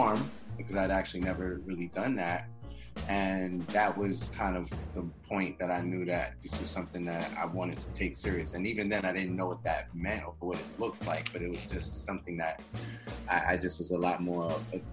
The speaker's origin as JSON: {"language": "English", "town": "New York City", "region": "New York", "country": "United States", "said": "I'm from Queens, New York"}